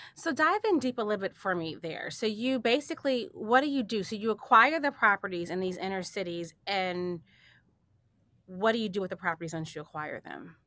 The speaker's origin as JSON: {"language": "English", "town": "Chicago", "region": "Illinois", "country": "United States", "moved": "yes", "said": "I'm from Chicago originally, and, um, so I'm from the inner city"}